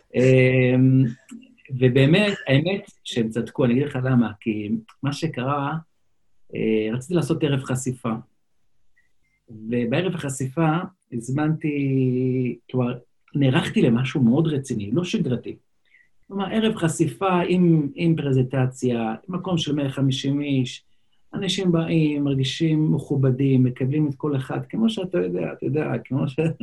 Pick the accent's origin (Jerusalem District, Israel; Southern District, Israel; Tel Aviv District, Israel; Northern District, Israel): Jerusalem District, Israel; Jerusalem; first language Yiddish; Hebrew is a second language; אני אה, גדלתי במאה שערים